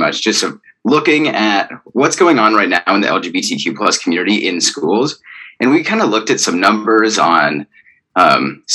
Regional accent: Arizona, United States; moved away; I'm from Arizona

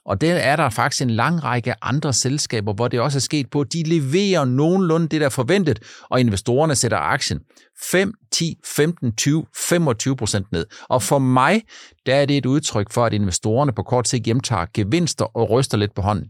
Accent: Funen, Southern Denmark, Denmark; also born or lived in Langeland; på Fyn, der hvor jeg er vokset op, eller på Langland

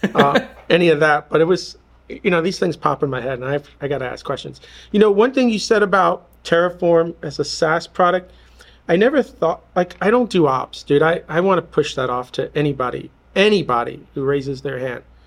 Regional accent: New York, United States; growing up in New York

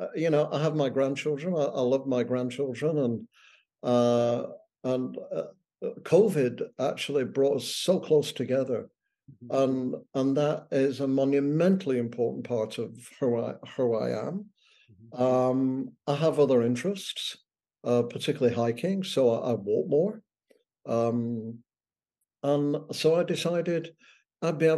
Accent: United Kingdom; moved away as an adult; also born or lived in Boston; now in Ottawa, Canada; I'm British

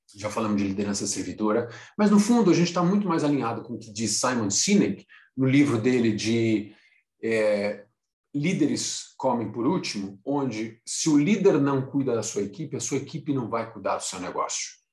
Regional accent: Brazil; saí do Brasil para trabalhar em consultoria, fiquei 10 anos, viajei em muitos países, três continentes, 10 anos de consultoria. Aí, quando eu voltei para o Brasil

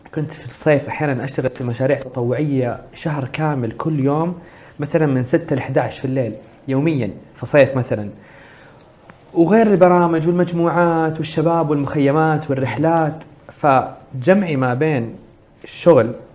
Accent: Saudi Arabia; عندنا في السعوديه

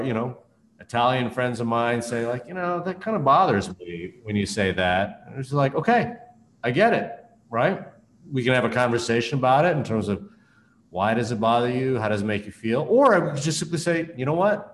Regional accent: Canada; a Chinese Canadian such as myself

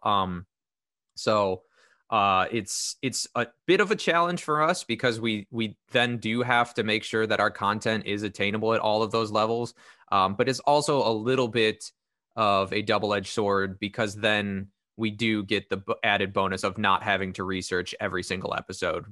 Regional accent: Northern Illinois, United States; born and raised in Northern Illinois, still stuck here

